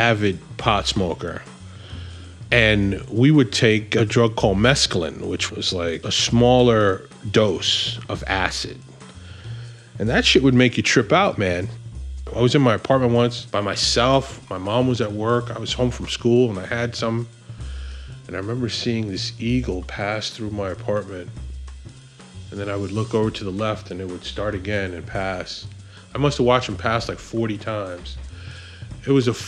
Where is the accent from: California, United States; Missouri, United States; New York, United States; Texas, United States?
New York, United States; New York City; I grew up in the Bronx